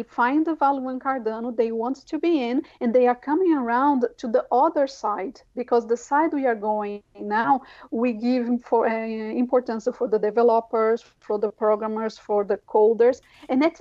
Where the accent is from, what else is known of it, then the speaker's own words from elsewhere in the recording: São Paulo, Brazil; English is a second language; moved away as an adult; now in Ireland; I come from the south of the city of São Paulo, a very not privileged area.